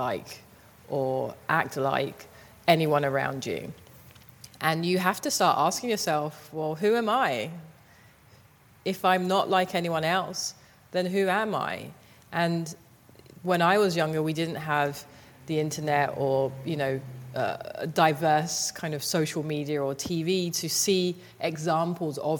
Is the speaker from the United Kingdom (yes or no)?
yes; London, United Kingdom; I grew up in Southeast London in a place called Thamesmead.